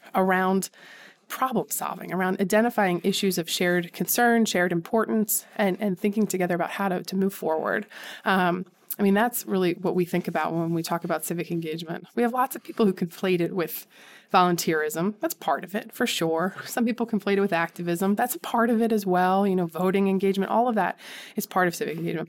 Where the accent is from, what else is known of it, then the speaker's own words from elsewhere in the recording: Conshohocken, Pennsylvania, United States; I grew up in Conshohocken, small, well, it's not a small, well, it's a decent sized suburb outside of Philadelphia.